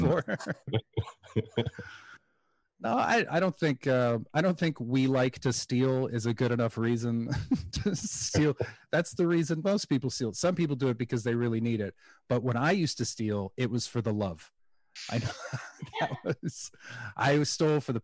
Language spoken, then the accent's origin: English; Canada; as a Canadian